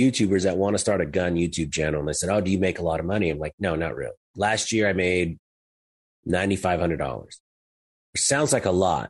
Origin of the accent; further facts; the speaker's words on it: Los Angeles, California, United States; moved away as an adult; now in Texas, United States; I was born and raised in Los Angeles in the 310, right outside of Compton and Carson, California. So I was on the Compton Carson border.